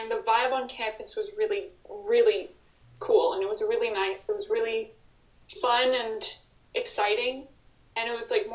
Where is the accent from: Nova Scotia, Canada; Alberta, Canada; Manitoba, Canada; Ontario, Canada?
Ontario, Canada; Ottawa; I grew up in Ottawa, elementary school, high school, everything in Ottawa